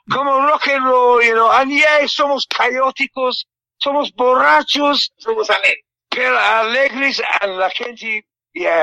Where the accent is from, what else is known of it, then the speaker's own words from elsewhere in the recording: England, United Kingdom; Spanish is a second language; moved away as an adult; also born or lived in London; now in Peru; en mi país, en Inglaterra